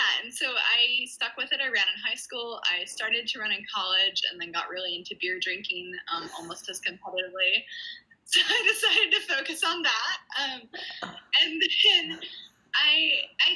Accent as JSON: {"language": "English", "region": "New Mexico", "country": "United States", "tie": "born or raised there", "also_born_or_lived": "Virginia", "said": "I was born in Virginia, and nice. Then I grew up mostly in New Mexico"}